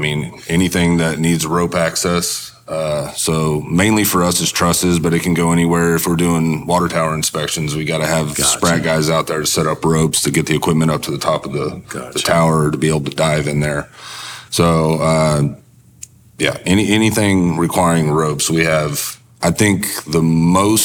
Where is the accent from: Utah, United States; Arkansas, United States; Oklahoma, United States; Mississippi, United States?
Oklahoma, United States; I'm from Oklahoma, so I got to come back home